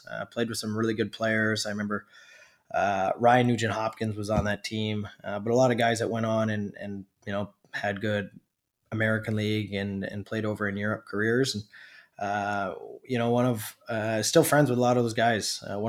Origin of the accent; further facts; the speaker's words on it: Alberta, Canada; now in British Columbia, Canada; Growing up in Alberta, you know, it's cold, so you have some long winters.